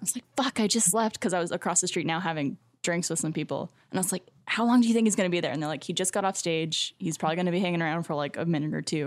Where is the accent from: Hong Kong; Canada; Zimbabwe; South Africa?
Canada; moved away as an adult; now in Austin, United States; as a Canadian